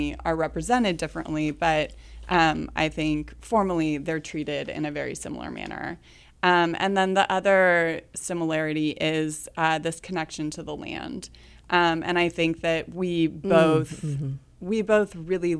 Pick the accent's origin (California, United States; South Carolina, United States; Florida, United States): California, United States; Northern; moved away as an adult; now in Kansas City, United States; I'm from Northern California. you know, grew up in the Redwoods and stuff and kind of on the coast